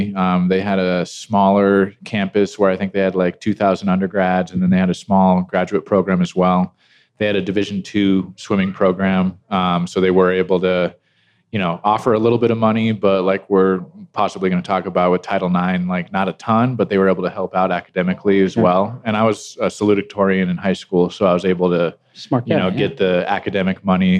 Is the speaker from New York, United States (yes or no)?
no; Loveland, Colorado, United States; also born or lived in Tampa, Florida; my extended relatives are from California, yeah. But I was born and raised in Colorado, in Loveland.